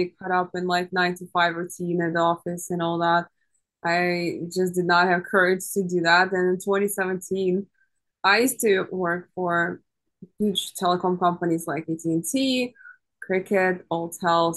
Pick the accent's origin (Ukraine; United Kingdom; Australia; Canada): Ukraine; now in United States; I'm originally from Ukraine.